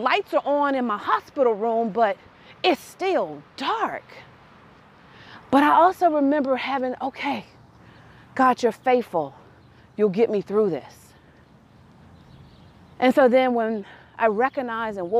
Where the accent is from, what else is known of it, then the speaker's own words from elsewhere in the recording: Tennessee, United States; We're from Tennessee